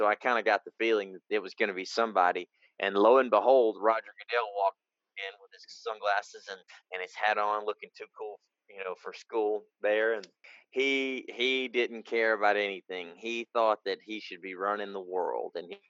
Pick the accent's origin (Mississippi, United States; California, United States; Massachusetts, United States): Mississippi, United States; and I'm from Mississippi. I'm a big Ole Miss fan, hottie toddy.